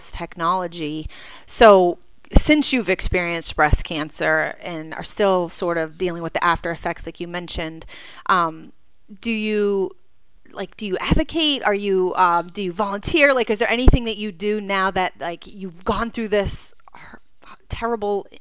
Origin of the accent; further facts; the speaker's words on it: Leominster, Massachusetts, United States; I'm from Leominster